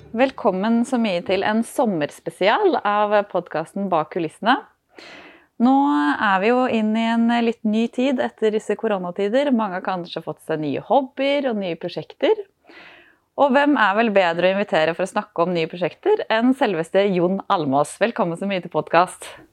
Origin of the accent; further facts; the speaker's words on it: Trøndelag, Norway; moved away; Jeg er jo egentlig trønder, så det ligger jo liksom i sjela